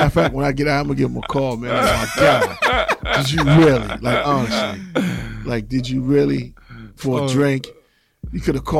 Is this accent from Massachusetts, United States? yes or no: yes; Boston, Massachusetts, United States; I'm from Dorchester.